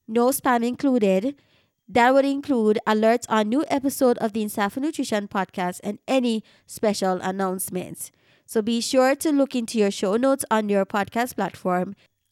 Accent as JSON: {"language": "English", "country": "Jamaica", "tie": "born or raised there", "said": "a Jamaican podcaster born and raised in Jamaica"}